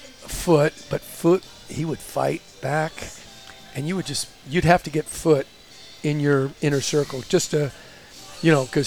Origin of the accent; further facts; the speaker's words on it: Glendale, California, United States; We grew up in Glendale.